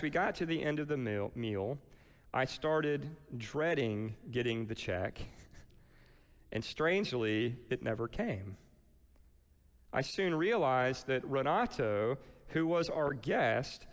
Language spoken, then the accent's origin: English; Lakeland, Florida, United States; also born or lived in Atlanta / Nashville, Tennessee; now in Cocoa Beach, United States; When I left Lakeland, which is 2 hours inland and is my hometown